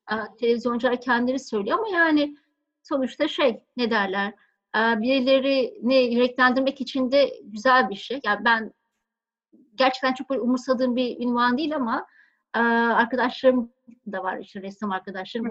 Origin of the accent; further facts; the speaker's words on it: Bozcaada, Çanakkale, Turkey; moved away; also born or lived in Istanbul / La Réunion; Ben Bozcaada'da doğdum. E, benim doğduğum zamanlar yani benim yaşadığım çocukluğum geçtiği zamanlar böyle Bozcaada e, çok böyle minik sakin bir kasabaydı.